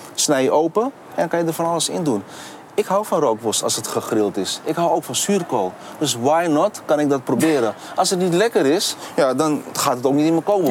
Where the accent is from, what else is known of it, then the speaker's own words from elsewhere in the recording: Amsterdam, North Holland, Netherlands; now in Rotterdam, Netherlands; Kleine Londen eh, was gewoon eh, lekker in de Zuidoosten lekker aan het spelen. En met heel veel vrienden. was echt een super mooie tijd in Zuidoost gehad